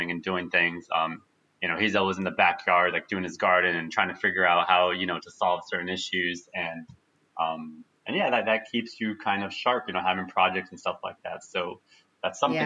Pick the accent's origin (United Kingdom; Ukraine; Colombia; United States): United States; I was born in the U.S.